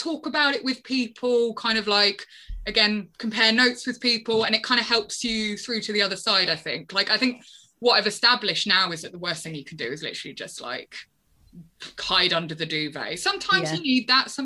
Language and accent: English; London, United Kingdom; moved away as an adult; now in Brighton, United Kingdom; I'm from London. I moved to Brighton about 4.5 years ago.